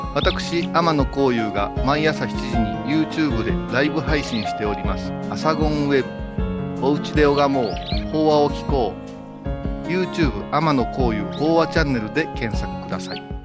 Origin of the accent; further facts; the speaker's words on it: Kurashiki, Okayama, Japan; 地元では玉商って言いますけどね